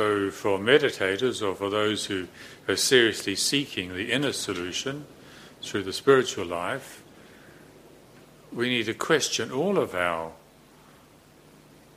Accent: New Zealand; I'm a Kiwi bloke

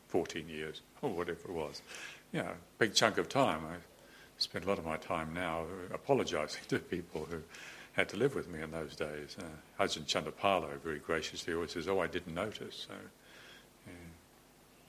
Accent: New Zealand; moved away; growing up in New Zealand

